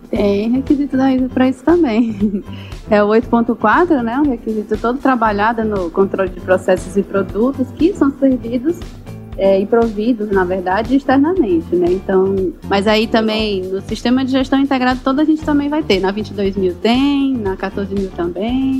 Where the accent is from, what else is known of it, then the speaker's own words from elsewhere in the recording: Eusébio, Ceará, Brazil; Eu falo aqui de Fortaleza. Na verdade, Eusébio, Ceará